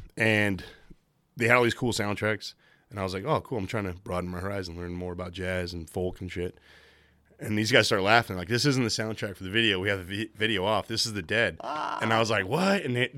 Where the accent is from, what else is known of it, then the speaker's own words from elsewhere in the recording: Livermore, California, United States; now in Maine, United States; I'm originally from a town called Livermore, California, which has its roots with the same Robert Livermore who's from Maine. He moved out to where I'm from.